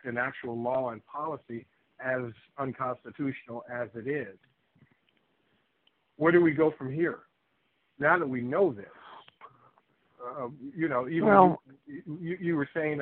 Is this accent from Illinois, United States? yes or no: yes; Chicago, Illinois, United States; I'm from Chicago